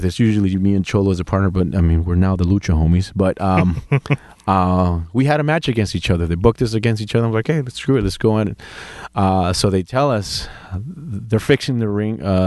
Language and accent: English; Anaheim, California, United States; born or raised there; also born or lived in Guadalajara, Jalisco, Mexico